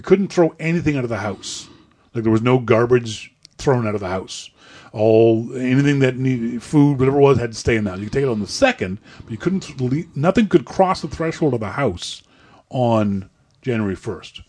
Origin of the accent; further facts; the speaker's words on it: Nova Scotia, Canada; as a Canadian, as, as a Nova Scotianer